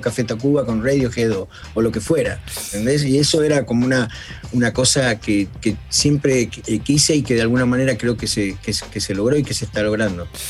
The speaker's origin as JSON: {"language": "Spanish", "country": "Argentina", "also_born_or_lived": "United States", "moved": "as an adult", "said": "nunca me fui tampoco de Argentina, este, a Estados Unidos"}